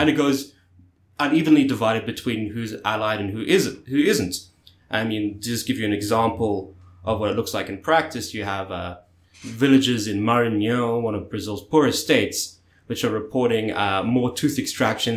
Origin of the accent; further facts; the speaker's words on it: South Africa; South Africa, my home country